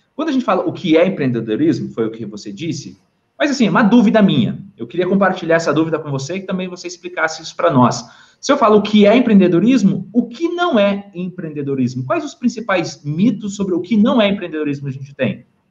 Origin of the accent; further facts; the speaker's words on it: Brazil; nós, como brasileiros